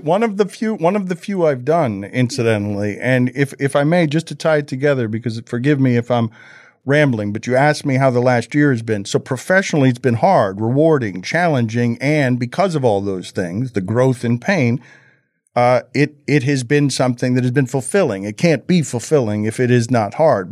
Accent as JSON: {"language": "English", "town": "Miami", "region": "Florida", "country": "United States", "said": "make Miami proud as a Cuban kid"}